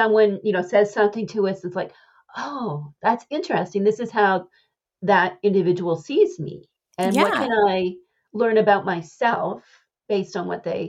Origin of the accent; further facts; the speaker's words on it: Canada; now in Nova Scotia, Canada; I grew up near the Maine border.